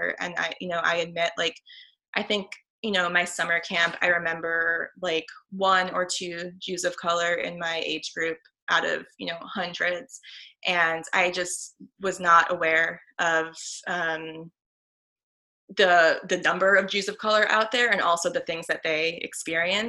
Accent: Chicago, Illinois, United States; I grew up in the Northwest suburbs of Chicago, in an area called the North Shore

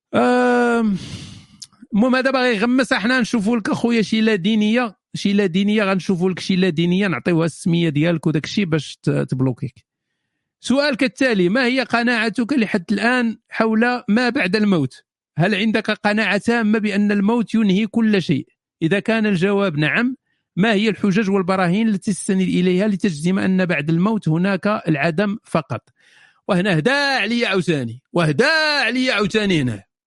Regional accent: Morocco; أنا مغربي

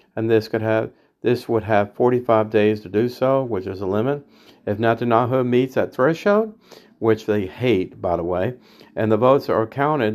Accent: United States; now in Silver Spring, United States; I'm American

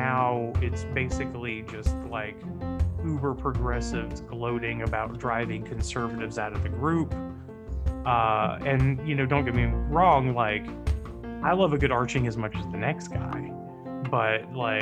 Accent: the South, United States; I'm from the South

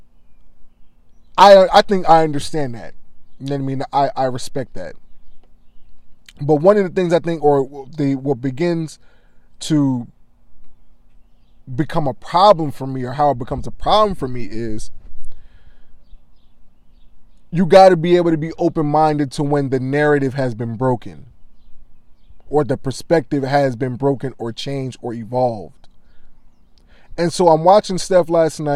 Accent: Delaware, United States; I grew up in Delaware

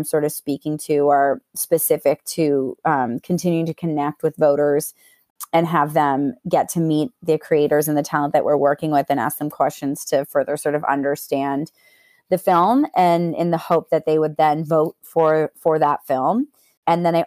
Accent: Canada; growing up in Canada

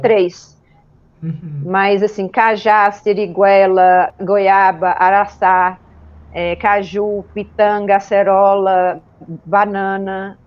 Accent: Montes Claros, Minas Gerais, Brazil; eu sou de Montes Claros, nasci aqui, norte de Minas

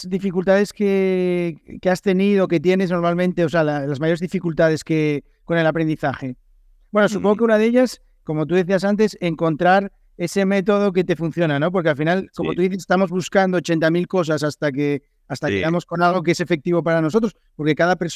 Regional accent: Spain; ¿cómo somos los españoles como estudiantes de inglés?

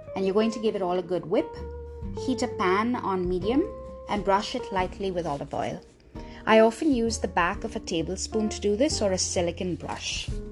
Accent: Mumbai, Maharashtra, India; I was raised in Bombay, when people ask what my background is, I say Goan

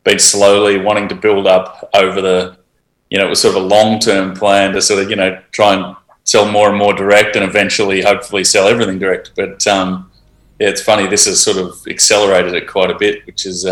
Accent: Healesville, Victoria, Australia; I grew up in Hillsville, so that obviously, and my first sort of work in wine was when I was in high school

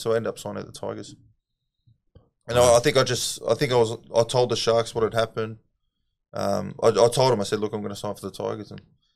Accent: Sydney, New South Wales, Australia; I grew up in the St. George area, man, so I was naturally a Dragons fan as a kid

